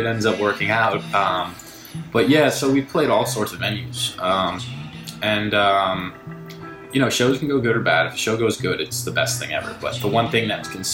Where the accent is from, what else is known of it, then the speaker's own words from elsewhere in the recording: New York, United States; I grew up here in New York